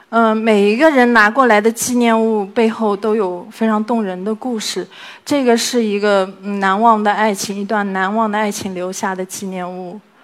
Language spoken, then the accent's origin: Chinese; Hangzhou, Zhejiang, China; 我来自 杭州